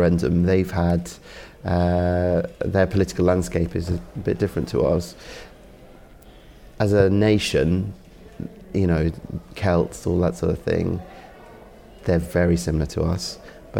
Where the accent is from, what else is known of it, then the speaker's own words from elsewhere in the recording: Wales, United Kingdom; now in London, United Kingdom; Being Welsh, sort of looking at photography in Wales, and personally it was me wanting to, I'm based in London, wanting to be coming back here more